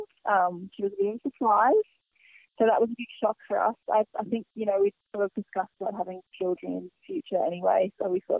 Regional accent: Byron Bay area, New South Wales, Australia; also born or lived in Sydney; I grew up here in Byron, or not Byron, Junigerry, in Byron

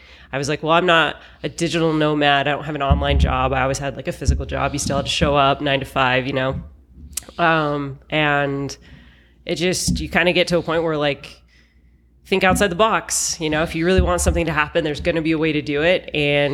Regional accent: Salt Lake City, Utah, United States; moved away as an adult; I am from Salt Lake City, Utah, but have been living on the road now for just over a year.

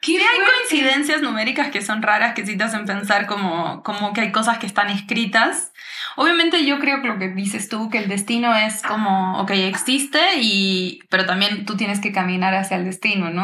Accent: Uruguay; also born or lived in Brazil / United States; now in Mexico; yo soy uruguaya, crecí allá, nos fuimos a ir a Brasil por cosas de la vida de mis papás

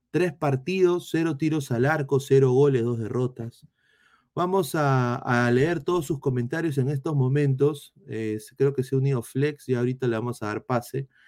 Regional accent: Peru; moved away; lo digo como peruano fuera

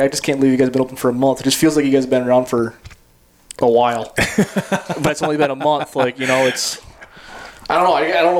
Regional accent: Northeast US, United States; now in Arizona, United States; I'm from the East Coast. I'm from the Northeast

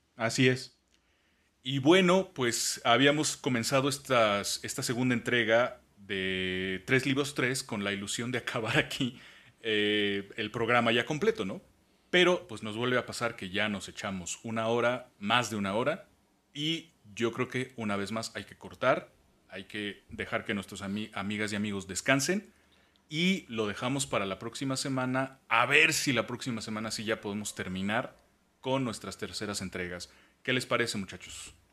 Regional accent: Mexico; somos mexicanos

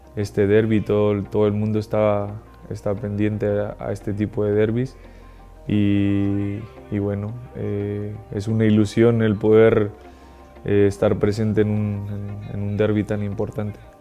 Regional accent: Mexico; moved away as an adult; Yo como, como mexicano, cuando estaba en México

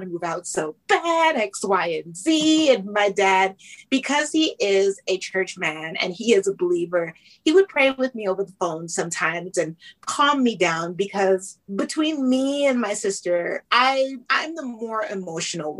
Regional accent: Canada; I was born in Canada into a Jamaican family

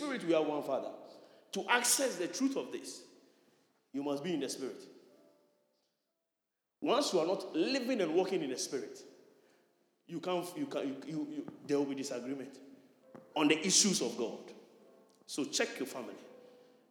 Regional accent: Nima, Greater Accra, Ghana; I'm a Nima boy

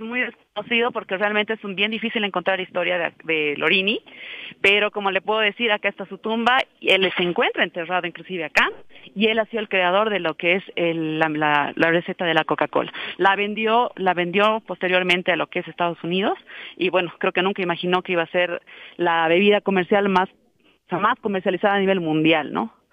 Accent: La Paz, Bolivia; como paseños y también como bolivianos

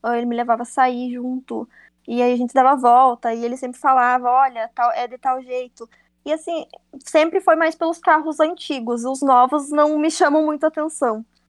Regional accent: Cruz Alta, Rio Grande do Sul, Brazil; sou de Cruz Alta, no Rio Grande do Sul

